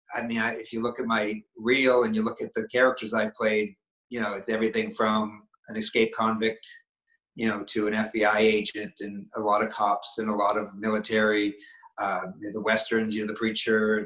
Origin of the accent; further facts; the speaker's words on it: Maine, United States; I'm from New England. I'm from Maine